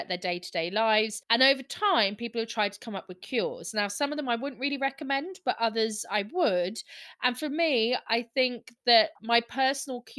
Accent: Scotland, United Kingdom; I'm Scottish

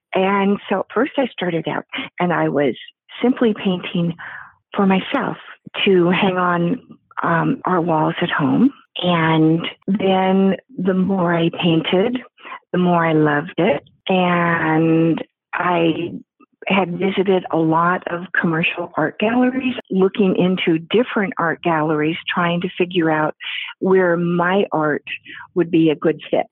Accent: Pacific Northwest, United States; now in Houston, United States; I'm from the Pacific Northwest area, and now I've been in Houston for over 30 years

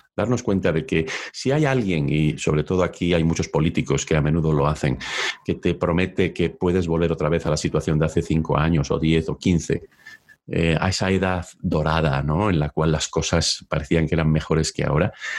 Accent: León, Castile and León, Spain; moved away as an adult; also born or lived in Oviedo, Spain; now in United States; Yo originalmente nací en León, es cierto que soy medio asturiano y estudié la carrera económicas en la Universidad de Oviedo.

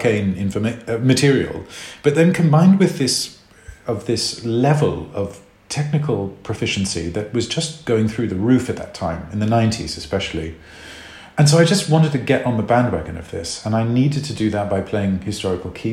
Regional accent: Australia; moved away; also born or lived in South Africa / New York; growing up in Australia

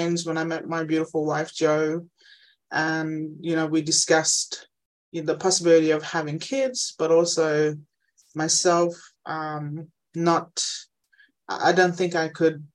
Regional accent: Injinoo, Cape York, Queensland, Australia; moved away; I'm originally from Ingenu in Cape York, small Aboriginal community

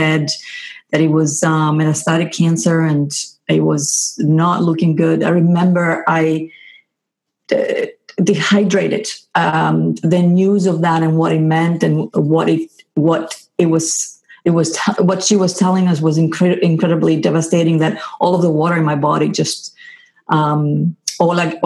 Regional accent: Greece; also born or lived in England / Houston, Texas / California; now in Boston, United States; I was from Greece

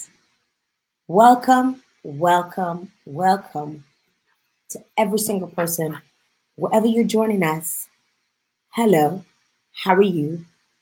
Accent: Dominica; now in Canada; my home country, Dominica

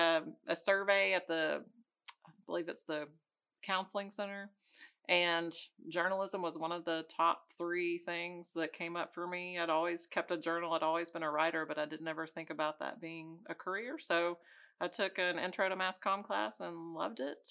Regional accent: Madison, Tennessee, United States; also born or lived in White House, Tennessee / Cookeville, Tennessee; I grew up just down the road. I was born in Madison.

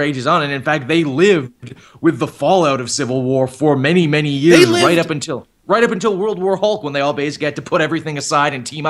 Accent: Canada; Even for me as a Canadian

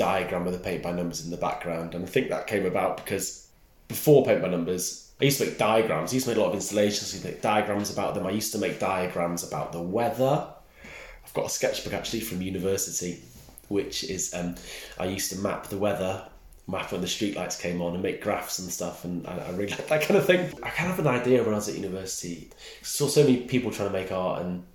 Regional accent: Snowdonia, Wales, United Kingdom; accent: Welsh; moved away; I grew up in Snowdonia, where there is colour, but it's quite dark and bleak quite a lot of the time.

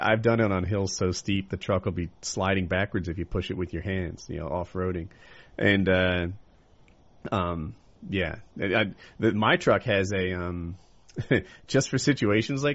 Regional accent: Ocean City, United States; When I grew up, though, I grew up in Ocean City

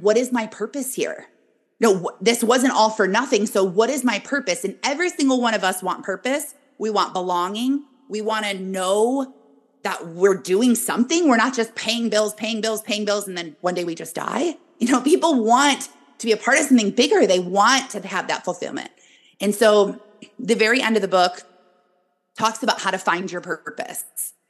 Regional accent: Michigan, United States; I am born and raised in Michigan.

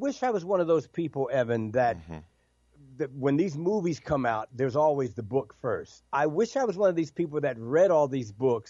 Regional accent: New Jersey, United States; moved away; I grew up in Jersey

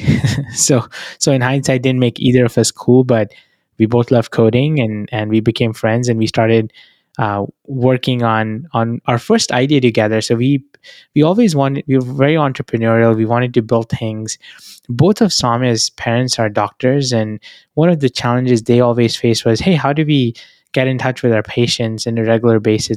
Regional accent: New Delhi, Delhi, India; moved away as an adult; now in United States; I was born in New Delhi. That's where I come from.

